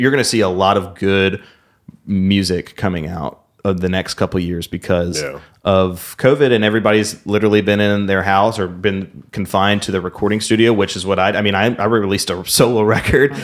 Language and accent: English; Memphis, Tennessee, United States; we're from here